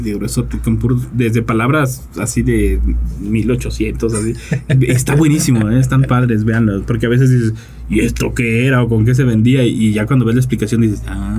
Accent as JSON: {"language": "Spanish", "country": "Mexico", "said": "así somos los mexicanos"}